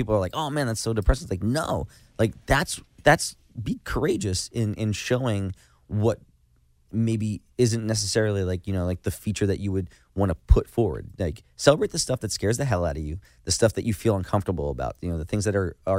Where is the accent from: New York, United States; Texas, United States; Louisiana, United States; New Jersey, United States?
New Jersey, United States; we're from Jersey, right?